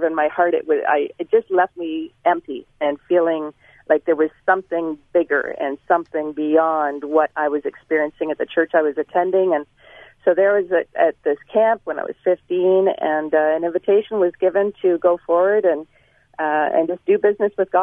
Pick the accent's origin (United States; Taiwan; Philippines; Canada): Canada; Toronto, Ontario; I was born and raised in Toronto, Ontario